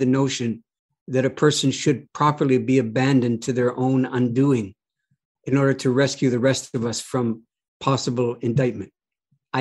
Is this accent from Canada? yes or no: yes; Canada; I'm a Canadian